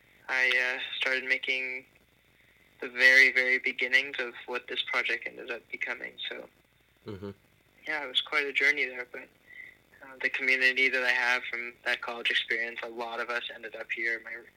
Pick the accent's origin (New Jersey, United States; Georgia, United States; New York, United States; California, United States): New Jersey, United States; born there; back to the East Coast, technically. I was born in New Jersey, but it brought me back there for 4 years